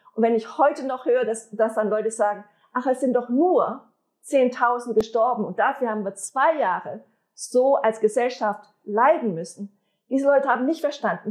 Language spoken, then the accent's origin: German; Switzerland; wir als Schweizer